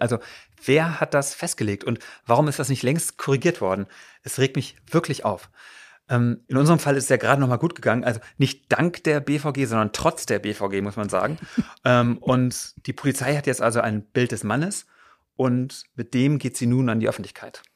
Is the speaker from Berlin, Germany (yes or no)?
yes; Berlin, Germany; Das sind wir als Berliner ja gewohnt